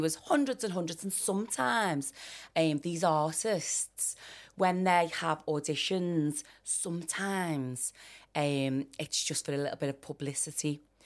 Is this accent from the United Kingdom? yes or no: yes; Liverpool, North West England, United Kingdom; I grew up in Liverpool one